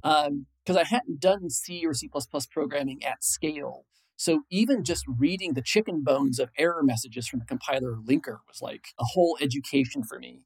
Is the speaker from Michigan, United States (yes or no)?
no; Illinois, United States; moved away as an adult; also born or lived in San Francisco Bay Area; I grew up in Illinois. I moved to the San Francisco Bay Area in 1997.